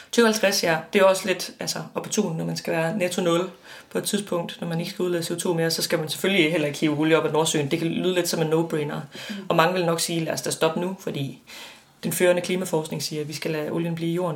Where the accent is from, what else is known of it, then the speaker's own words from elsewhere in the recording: West Jutland, Central Denmark Region, Denmark; jeg er vokset op i Vestjylland